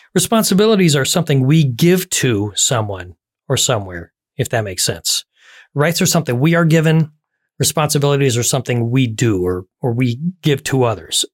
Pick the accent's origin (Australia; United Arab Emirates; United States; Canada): United States; here in the U S